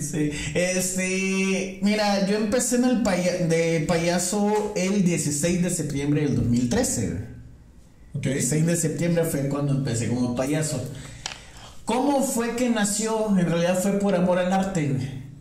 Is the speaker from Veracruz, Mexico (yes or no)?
no; Nuevo Laredo, Tamaulipas, Mexico; moved away as an adult; Soy originario de Nuevo Laredo, yo llegué aquí a los a los 18